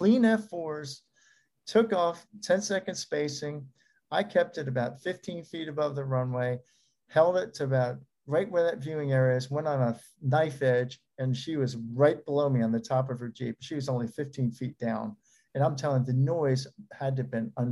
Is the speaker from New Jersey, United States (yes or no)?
yes; New Jersey, United States; I'm from New Jersey